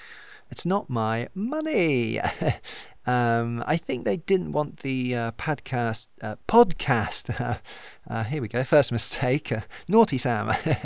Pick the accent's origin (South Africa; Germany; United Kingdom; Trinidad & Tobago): United Kingdom; Thrupp, South West England; so thank God I didn't try it in my hometown of Stroud. Thrupp, sorry.